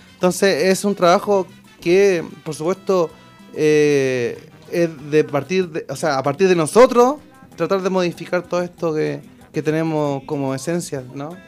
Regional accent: Chile; toda mi familia son argentinos pero yo fui criado acá en Chile junto con mi hermano

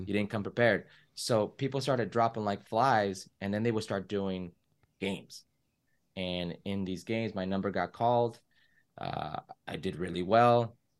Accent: Oxnard, California, United States; also born or lived in Los Angeles, California / Las Vegas, Nevada; I grew up in a place called, uh, Oxnard, California.

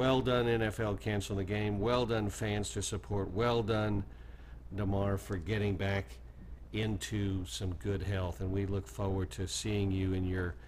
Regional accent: Oklahoma, United States; Oklahoma, where I was born and raised

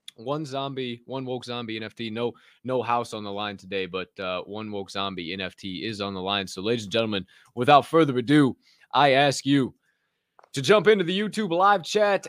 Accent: Southern Illinois, United States; also born or lived in Chicagoland area; now in Chicago, United States; I'm from Southern Illinois

